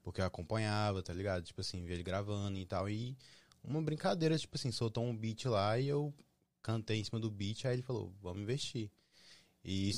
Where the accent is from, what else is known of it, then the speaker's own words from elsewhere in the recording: Brasília, Federal District, Brazil; now in United States; eu sou de Brasília